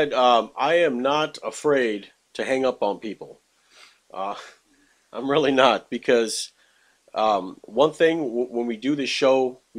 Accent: Texas, United States; now in Wisconsin, United States; I'm originally from Texas, and we're up here in Wisconsin now, up in the cold north.

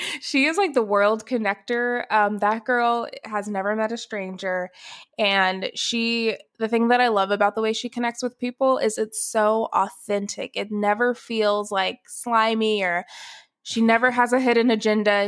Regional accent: Atlanta, Georgia, United States; moved away as an adult; also born or lived in Athens, Ohio; now in Dallas, United States; I was born in Atlanta, Georgia, I s, was born and raised there

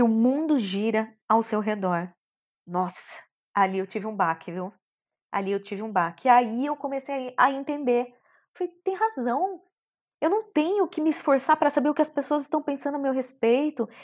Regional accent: São Bernardo do Campo, São Paulo, Brazil; Eu sou de São Bernardo do Campo, nasci lá, batateira. E fui criada lá mesmo

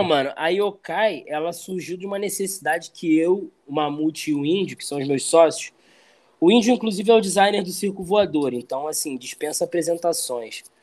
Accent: Rio de Janeiro, Brazil; also born or lived in Jacarepaguá; sempre eu tinha que sair de Barros Filho, onde eu cresci

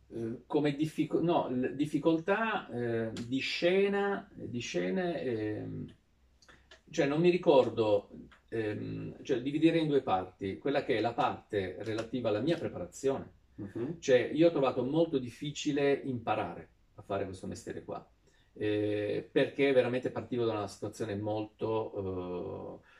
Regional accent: Sardinia, Italy; da sardo granitico che arrivava, in, eh, arrivava, a Milano senza avere la capacità neanche di disegnare

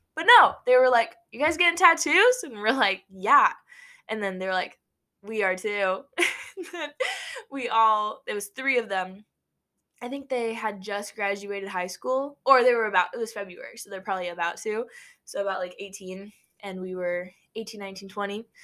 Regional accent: Nebraska, United States; we're not from New York. We're from Nebraska

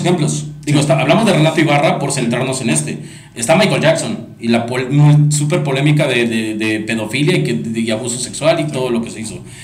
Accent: Mexico; nos atañe la sociedad mexicana

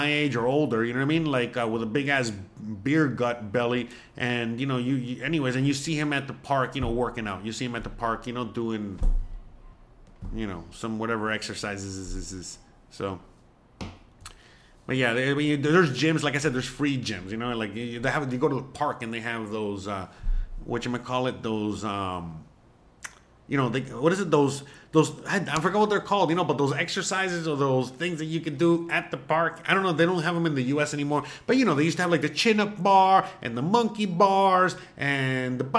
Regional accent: Hialeah, Florida, United States; I am a Miami boy, born and raised in Hialeah

